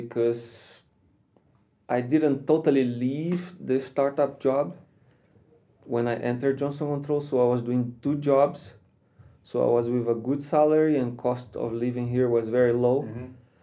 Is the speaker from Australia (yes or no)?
no; Rio de Janeiro, Brazil; moved away as an adult; also born or lived in Spain / Slovakia; now in Czech Republic; I am from Rio. From Rio de Janeiro